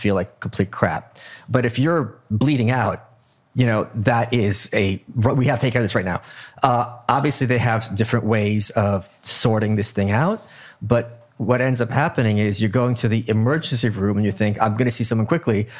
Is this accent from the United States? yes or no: yes; New York City, New York, United States; As a New Yorker